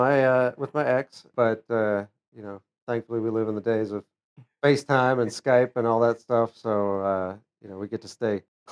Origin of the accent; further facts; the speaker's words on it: Bel Air, Maryland, United States; moved away as an adult; also born or lived in Nashville, Tennessee / Alexandria, Virginia / Annapolis, Maryland; now in Houston, United States; I was born and raised in Maryland, Bel Air, Maryland, which is about 30 miles or so northeast of Baltimore. Grew up there.